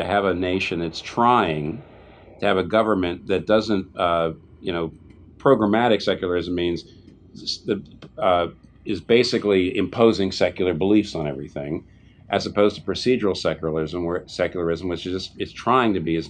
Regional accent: United States; as an American

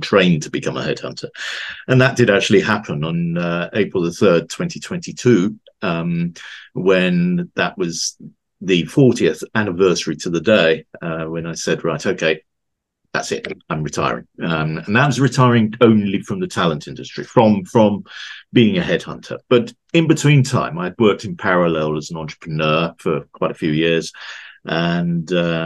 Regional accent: London, United Kingdom; also born or lived in Switzerland; now in West Yorkshire, United Kingdom; I'm a Londoner by birth. I now live in West Yorkshire in the UK

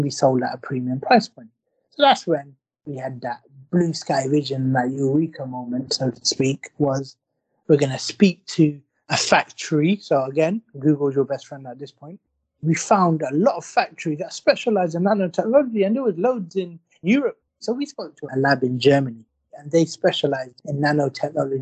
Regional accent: London, United Kingdom; also born or lived in Blackburn; We grew up in London

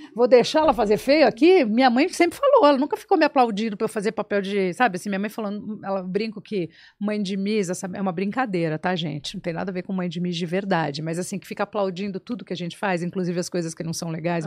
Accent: São Paulo, Brazil; eu nasci na Lapa, tá. em São Paulo

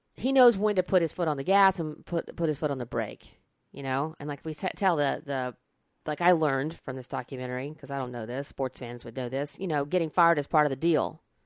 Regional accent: Alabama, United States; moved away; I grew up in Alabama

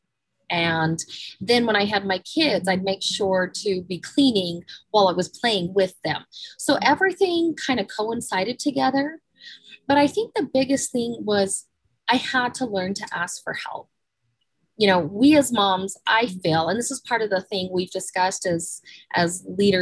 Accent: Salt Lake City, Utah, United States; I grew up in Salt Lake City, downtown Salt Lake.

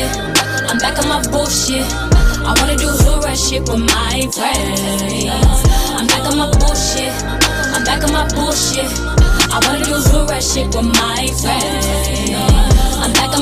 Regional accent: Houston, Texas, United States; I'm Houston, Texas.

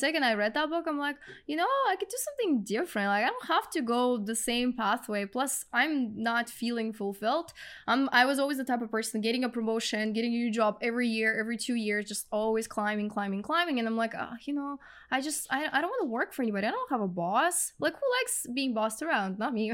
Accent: Russia; English is a second language; moved away as an adult; now in Canada

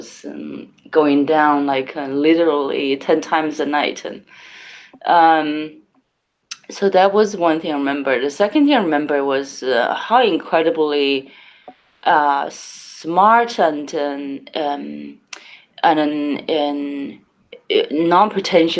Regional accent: Changsha, Hunan, China; I grew up in Hunan province in Changsha, the capital city of Hunan.

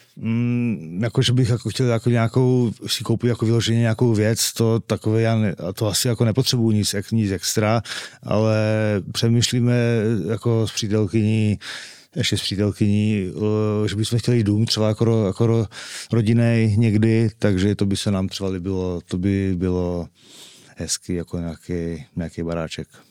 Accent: Czechia; od čtvrtfinále jsem jediný Čech v, v Team Sport Game Changeru

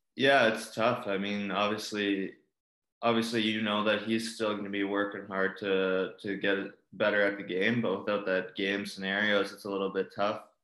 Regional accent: Calgary, Alberta, Canada; Growing up in Calgary

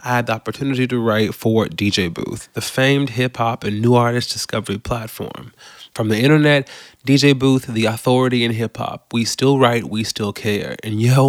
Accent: Baton Rouge, Louisiana, United States; I grew up in Baton Rouge, Louisiana, and church was a big part of my family and our culture at the time

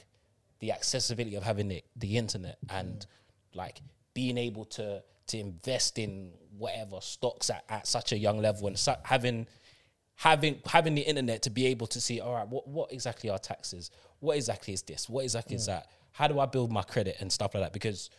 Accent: Guyana; They came, you came from Antigua, I came from Guyana. We don't know anyone else there. We grew up together as brother and sister, basically.

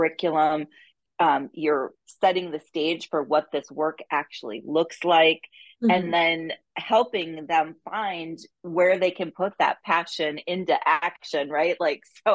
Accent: Minnesota, United States; someone who's also from Minnesota

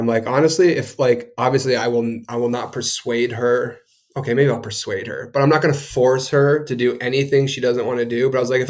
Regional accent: New Hampshire, United States; You know, I grew up in New Hampshire. We were growing up in the woods.

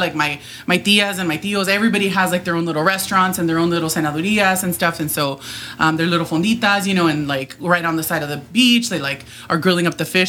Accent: National City, California, United States; I grew up in National City.

